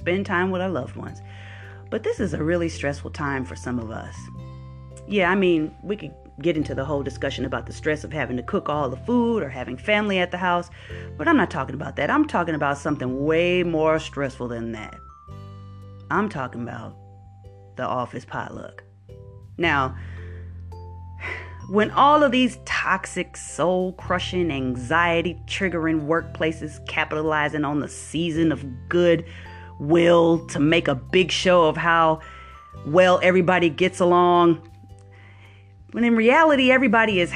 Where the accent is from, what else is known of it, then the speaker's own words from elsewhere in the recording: Wisconsin, United States; moved away; I'm from Wisconsin